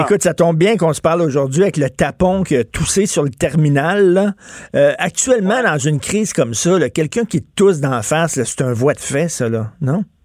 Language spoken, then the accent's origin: French; Quebec, Canada; on est tous des Québécois.